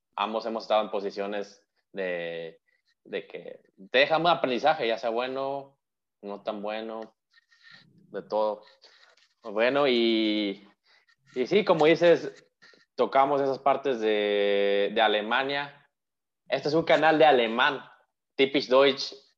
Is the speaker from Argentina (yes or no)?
no; Mexico; como mexicanos o como latinoamericanos